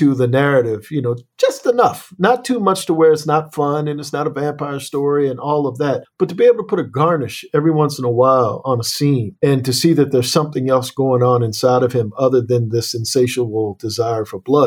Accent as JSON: {"language": "English", "town": "Annapolis", "region": "Maryland", "country": "United States", "said": "I come from Annapolis, Maryland, and Annapolis is a slave port"}